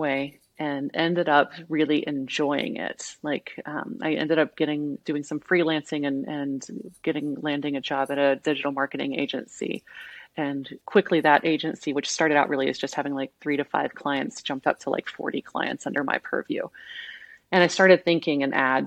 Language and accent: English; Southwest Missouri, United States; I grew up in Southwest Missouri